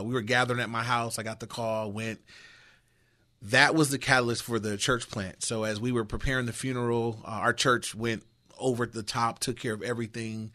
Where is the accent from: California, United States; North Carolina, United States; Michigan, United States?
California, United States; Inglewood; I grew up in Inglewood.